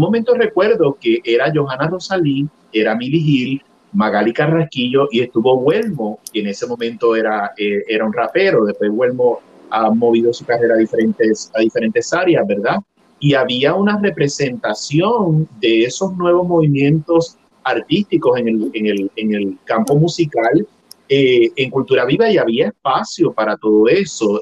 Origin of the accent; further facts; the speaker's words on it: Puerto Rico; first language Spanish; nuestra identidad cultural como puertorriqueños